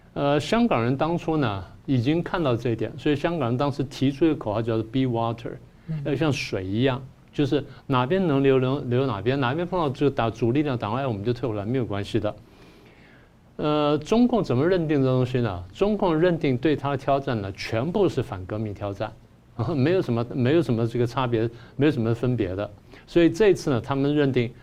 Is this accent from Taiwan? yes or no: yes; Taiwan; 我们台湾人